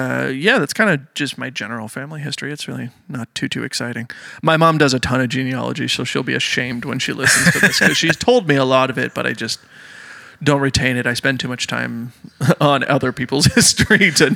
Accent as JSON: {"language": "English", "town": "Stratford", "region": "Ontario", "country": "Canada", "tie": "born or raised there", "moved": "as an adult", "lives_now": "Michigan, United States", "said": "I'm originally from Stratford, Ontario. So a lot of my family history is obviously in Canada."}